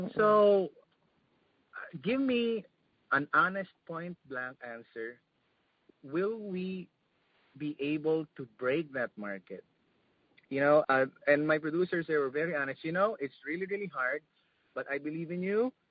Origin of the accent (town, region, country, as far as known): Philippines